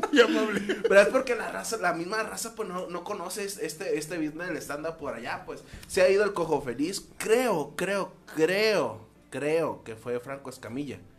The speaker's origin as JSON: {"language": "Spanish", "town": "Los Mochis", "region": "Sinaloa", "country": "Mexico"}